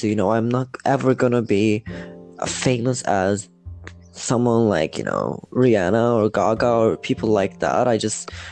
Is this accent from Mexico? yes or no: no; İzmir, Turkey; also born or lived in Manisa, Turkey; I came to Izmir, which my school life started here. Everything started here, but I was born in Marison